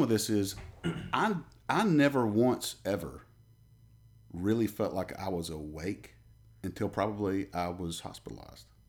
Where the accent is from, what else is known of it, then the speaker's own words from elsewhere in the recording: a little town outside of Birmingham, Alabama, United States; moved away as an adult; now in Middle Tennessee, United States; I'm from, uh, a little town outside of Birmingham, Alabama.